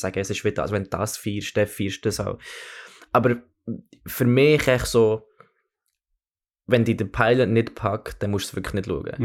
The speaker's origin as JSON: {"language": "German", "region": "Bern", "country": "Switzerland", "tie": "born or raised there", "also_born_or_lived": "Oxford", "moved": "as an adult", "lives_now": "London, United Kingdom", "said": "ich bin, ich bin in Bern aufgewachsen, habe aber mit dreieinhalbjährig ähm, ein Jahr in, in Oxford verbracht"}